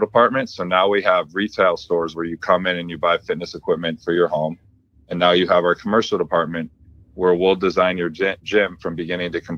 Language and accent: English; Buffalo, New York, United States; we were above average athletes for Buffalo, New York.